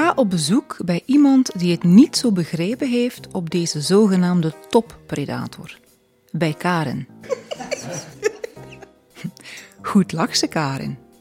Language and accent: Dutch; Flanders, Belgium; also born or lived in Stekene, East Flanders (lives nearby); bij ons in Vlaanderen